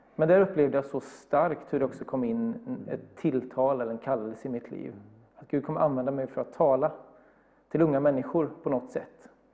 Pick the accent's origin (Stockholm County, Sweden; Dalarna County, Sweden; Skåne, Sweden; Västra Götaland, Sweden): Västra Götaland, Sweden; Bergstena; now in Gothenburg, Sweden; Jag är ja, uppvuxen ungefär två mil norr om Alingsås i en liten by som heter Bergstena